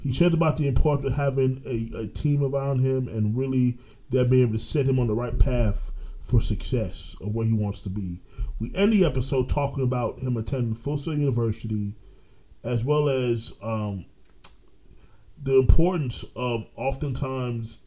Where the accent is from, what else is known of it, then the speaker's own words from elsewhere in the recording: Orlando, Florida, United States; accent: East Coast; also born or lived in New York; I'm originally from New York. But I grew up in Orlando, but people hear the East Coast accent